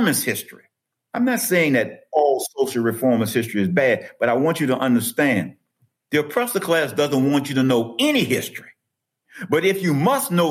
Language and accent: English; New Orleans, Louisiana, United States; I grew up in New Orleans, but my paternal ancestors were raised in St. Charles Parish and St. John the Baptist Parish